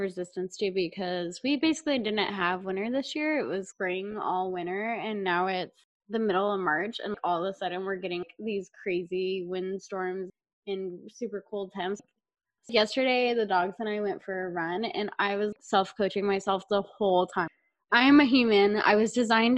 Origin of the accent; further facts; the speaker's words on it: South Texas, United States; moved away as an adult; now in Montana, United States; we're both from South Texas because we're sisters, and I moved to Montana a couple years ago